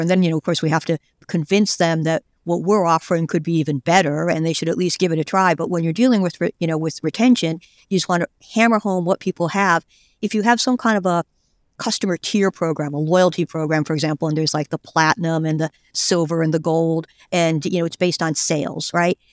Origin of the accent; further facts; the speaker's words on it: United States; I'm an American